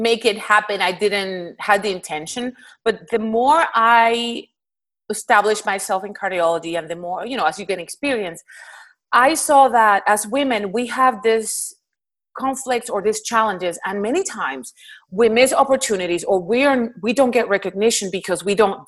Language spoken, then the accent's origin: English; Puerto Rico; moved away as an adult; now in Houston, United States; I'm originally from Puerto Rico, and that's where I did my all my training up to med school